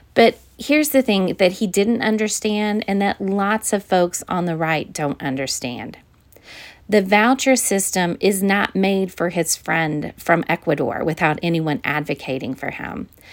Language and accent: English; Missouri, United States; my home state of Missouri